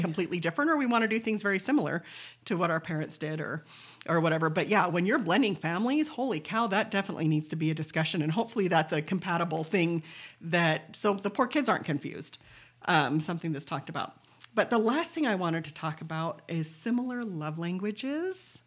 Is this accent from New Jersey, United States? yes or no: no; Pleasant Grove, Utah, United States; I was from Pleasant Grove